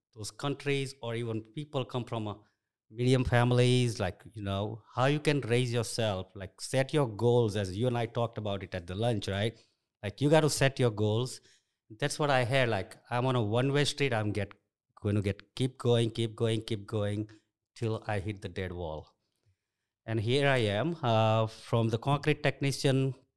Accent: India; English is a second language; moved away as an adult; also born or lived in Nairobi, Kenya; now in United States; I grew up in India

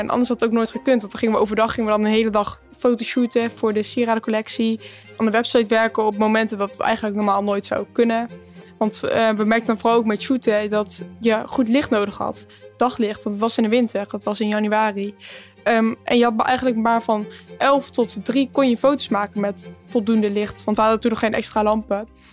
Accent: Empel, North Brabant, Netherlands; we komen ook uit Empel

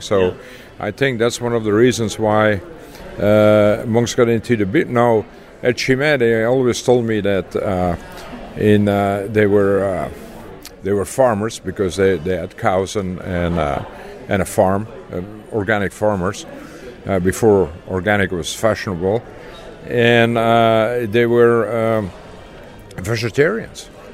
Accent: Leuven, Flanders, Belgium; moved away as an adult; also born or lived in Texas, United States; now in United States; I grew up in Leuven, Belgium

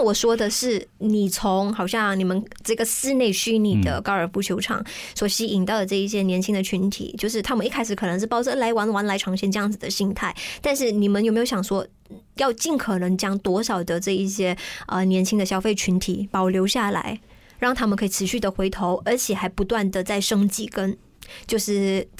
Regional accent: Malaysia; 就好像我们马来西亚人对羽球的这种热爱程度一样。

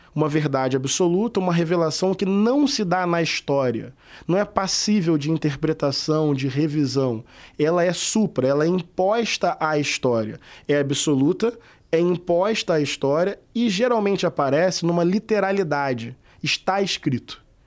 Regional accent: Brazil; Eu sou brasileiro

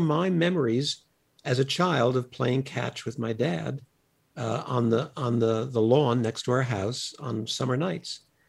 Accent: Long Beach, New York, United States; now in Los Angeles, United States; I was born in Long Beach, New York, spent my entire childhood there.

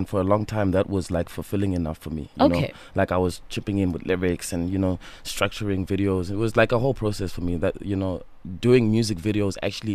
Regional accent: Queenstown, Eastern Cape, South Africa; moved away as an adult; also born or lived in Mthatha; now in Johannesburg, South Africa; born in Mthatha. I grew up in Queenstown

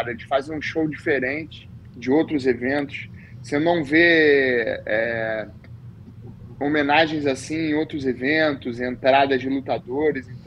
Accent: Rio de Janeiro, Brazil; now in United States; de preferência na Barra da Tijuca, que foi onde eu fui. Tá, onde eu nasci fui criado.

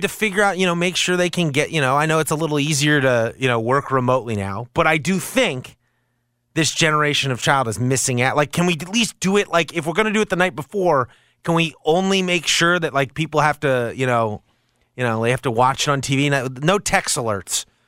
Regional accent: Maryland, United States; moved away; Growing up in Maryland, so not quite the North

